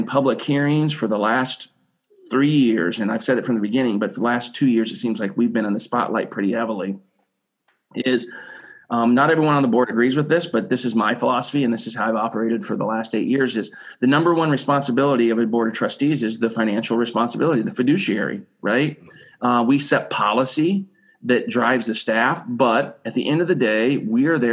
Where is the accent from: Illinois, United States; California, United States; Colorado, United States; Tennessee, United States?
Illinois, United States; Arrowsmith; born and raised in McLean County, right? So out in Arrowsmith, Illinois, went to college and stayed here